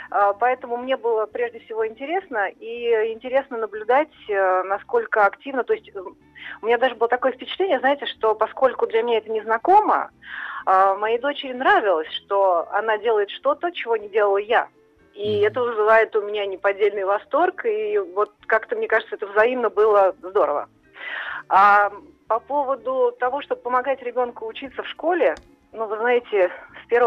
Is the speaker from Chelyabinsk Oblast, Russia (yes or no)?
no; Moscow, Russia; Я из Москвы.